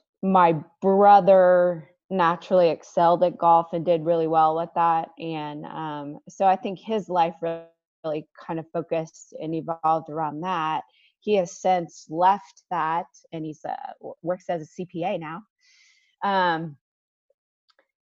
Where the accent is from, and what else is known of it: Ohio, United States; born or raised there